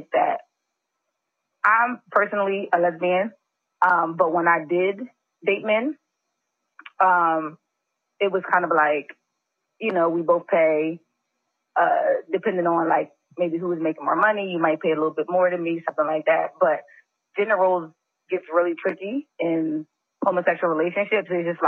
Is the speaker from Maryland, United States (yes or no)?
no; Philadelphia, Pennsylvania, United States; I mean, I'm originally from Philly. I've been in DMV about 5-6 years now.